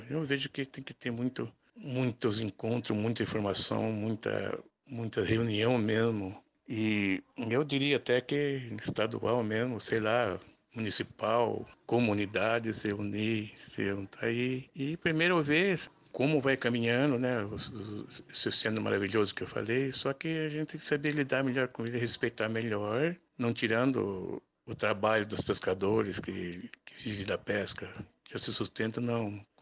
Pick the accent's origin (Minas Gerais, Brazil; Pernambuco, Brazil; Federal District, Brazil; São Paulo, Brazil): São Paulo, Brazil; Cananéia; sou morador de lá, nascido ali, criado